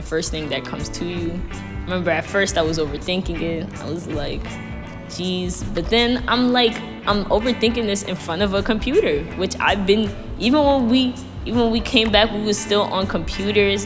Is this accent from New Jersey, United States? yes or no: no; New York City, New York, United States; I'm from Brooklyn, New York